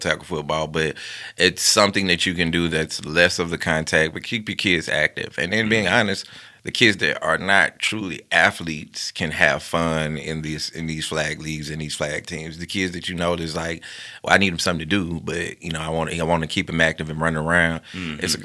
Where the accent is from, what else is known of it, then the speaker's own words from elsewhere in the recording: Bessemer, Alabama, United States; born and raised in Bessemer, Alabama